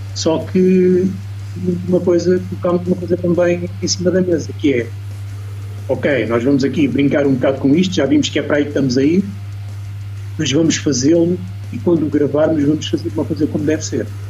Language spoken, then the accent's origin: Portuguese; Lisbon area, Portugal; Eu sou aqui da de Lisboa, né? a Ruda fica mais ou menos a 30 km de Lisboa.